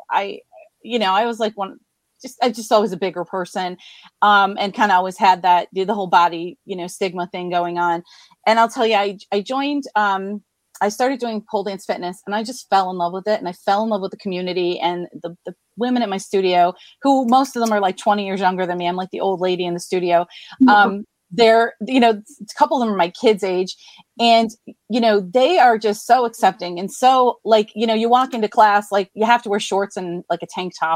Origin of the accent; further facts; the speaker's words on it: Scranton, Pennsylvania, United States; I am from Scranton, Pennsylvania, born, raised, still live here.